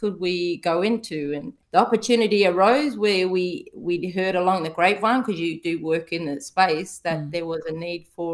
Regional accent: Kalgoorlie, Western Australia, Australia; we grew up in Kalgoorlie

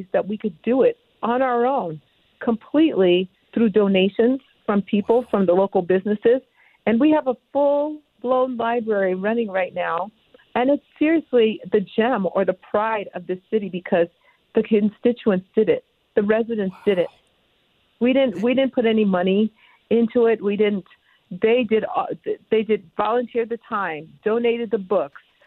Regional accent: New York, United States; moved away; also born or lived in Connecticut; I grew up in New York. I grew, and then my parents moved to Connecticut

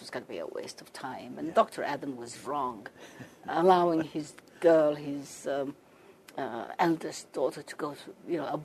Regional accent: Somaliland, Somalia; moved away as an adult; also born or lived in England; came back to my country, Somaliland, as the first trained nurse, midwife, after independence

